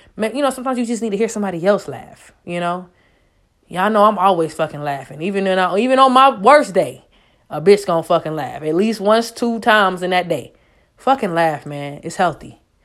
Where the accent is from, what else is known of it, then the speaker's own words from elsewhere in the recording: Raleigh, North Carolina, United States; moved away; Most of my family's from there, so I can honestly say I definitely grew up in that area